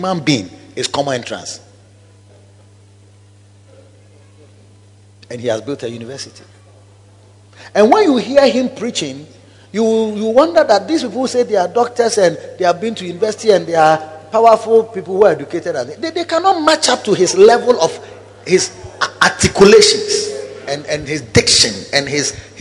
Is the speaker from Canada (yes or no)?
no; Kumasi, Ashanti, Ghana; I used to live at Kwadaso Estate, and I walked to South Central so early, Kumasi City Council